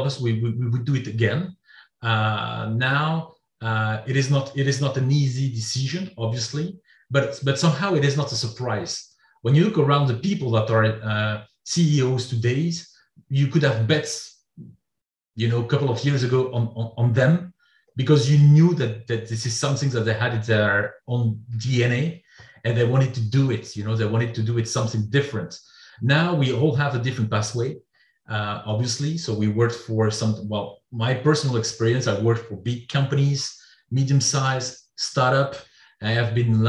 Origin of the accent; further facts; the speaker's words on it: France; also born or lived in Belgium; I'm a French guy. So I was born in France